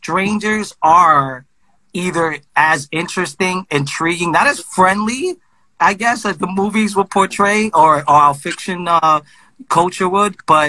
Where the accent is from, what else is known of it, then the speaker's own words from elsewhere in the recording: Brooklyn, New York, United States; Well, I'm from Brooklyn.